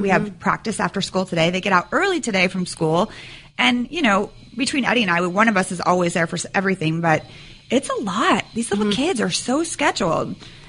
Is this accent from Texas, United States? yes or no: no; Sacramento, California, United States; born or raised there